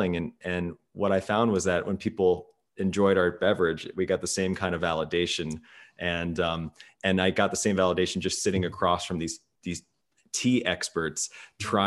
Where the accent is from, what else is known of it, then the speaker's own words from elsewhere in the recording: Midwest, United States; I grew up in the Midwest